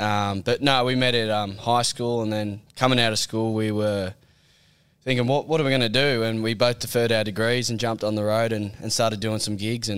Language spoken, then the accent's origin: English; Lake Macquarie, New South Wales, Australia; Lake Macquarie. Yeah, yep. Near Warners Bay there, yeah.